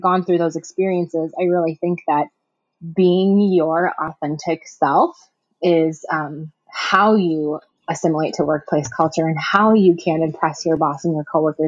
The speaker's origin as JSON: {"language": "English", "town": "Milwaukee", "region": "Wisconsin", "country": "United States", "moved": "as an adult", "lives_now": "Madison, United States", "said": "I'm originally from the Milwaukee area in Wisconsin, and I live in Madison now"}